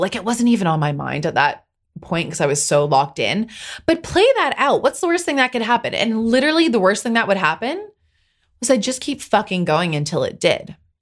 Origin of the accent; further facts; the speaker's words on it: Pacific Northwest, United States; I'm from the Pacific Northwest